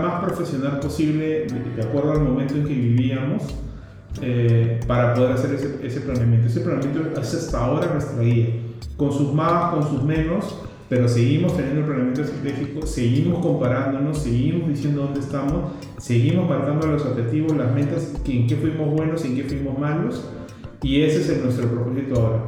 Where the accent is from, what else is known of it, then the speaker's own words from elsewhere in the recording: Peru; somos peruanos, amamos ser peruanos